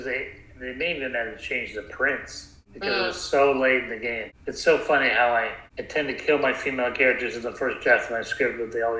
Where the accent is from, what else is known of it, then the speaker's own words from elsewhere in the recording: South Bend, Indiana, United States; I grew up in Indiana. My brother was a newspaper boy, and we were a test market city in South Bend, Indiana.